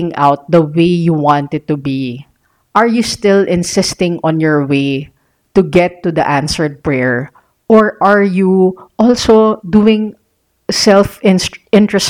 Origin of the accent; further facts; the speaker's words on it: Philippines; I was born here in the Philippines